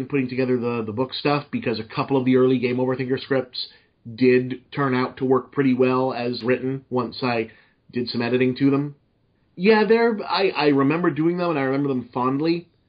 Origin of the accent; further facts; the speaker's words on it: Massachusetts, United States; accent: Boston; slipping back into my normal Boston accent